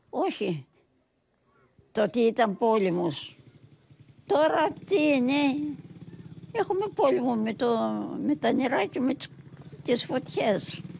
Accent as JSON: {"language": "Greek", "region": "Thessaly", "country": "Greece"}